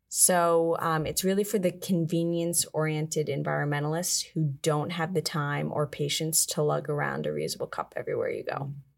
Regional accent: Galesville, Maryland, United States; I am originally from Galesville, Maryland. It's like a four hundred person town in Maryland

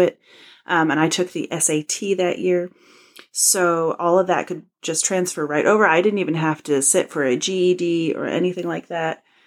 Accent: United States; also born or lived in New York State; I'm from the United States of America

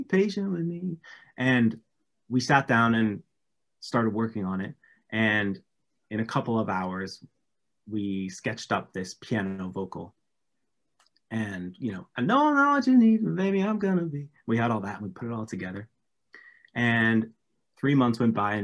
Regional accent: England, United Kingdom; now in Los Angeles, United States; as a Brit

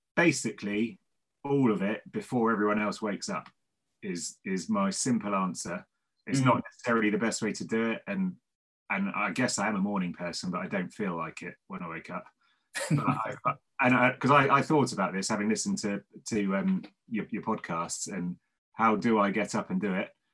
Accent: Devon, South West England, United Kingdom; now in Cardiff, United Kingdom; I'm from Devon originally

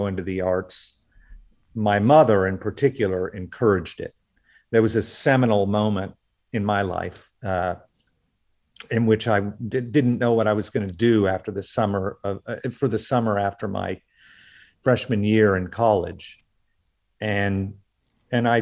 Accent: Oklahoma, United States; I grew up in the Southwest in Oklahoma.

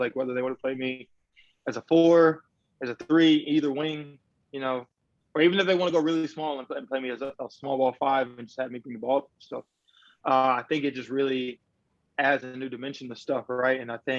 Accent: Chicago, Illinois, United States; moved away as an adult; also born or lived in Mississippi; now in Australia; I actually was born in Chicago, moved to Mississippi for until I was 9, and then moved back to the South Side. So I got, you know, I kind of got the country feel, and then I came back to the big city.

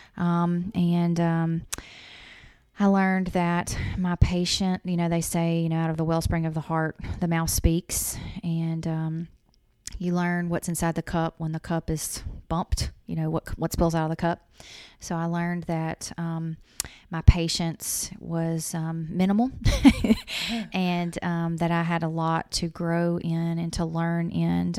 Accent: Louisiana, United States; moved away as an adult; also born or lived in Mississippi; I'm from Louisiana, went to school in Mississippi, and we moved here from Mississippi

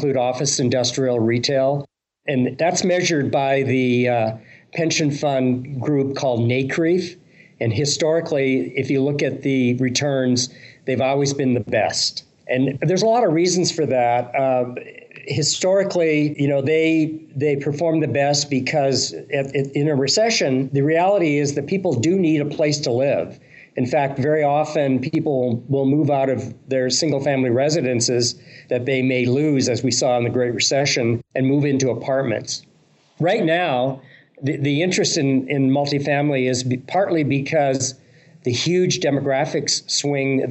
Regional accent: Canada; growing up in Canada

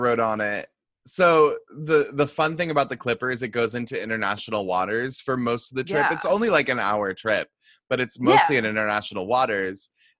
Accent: Seattle, Washington, United States; moved away; That's where I'm from. I'm from Seattle originally.

